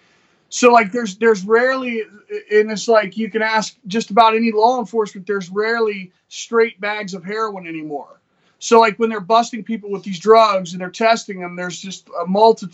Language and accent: English; West Virginia, United States; We're from West Virginia, you know, where, you know, it's a poor state